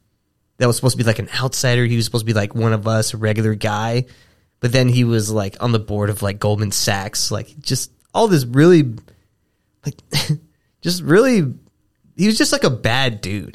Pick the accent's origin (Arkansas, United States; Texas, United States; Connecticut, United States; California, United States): Texas, United States; I'm from Texas.